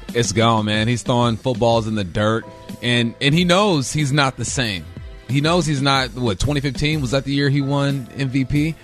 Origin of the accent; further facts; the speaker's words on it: Los Angeles, California, United States; I grew up in West